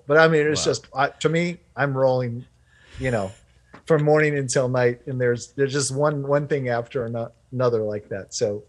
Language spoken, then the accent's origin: English; France; I grew up in France. I was an American, but I grew up in France.